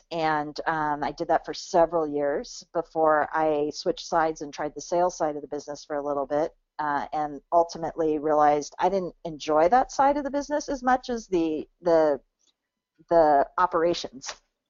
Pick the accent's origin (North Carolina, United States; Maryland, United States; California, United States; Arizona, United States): California, United States; I'm a fifth generation Californian.